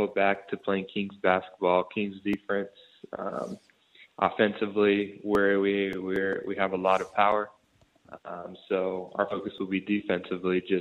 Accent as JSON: {"language": "English", "country": "Brazil", "moved": "yes", "lives_now": "Sydney, Australia", "said": "it reminds me a lot of my home country, Brazil"}